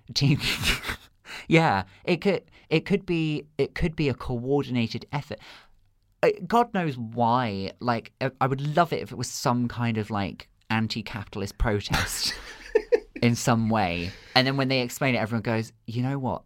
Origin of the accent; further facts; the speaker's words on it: Redruth, South West England, United Kingdom; moved away; I'm originally from Cornwall. Okay. That's where I was born and raised.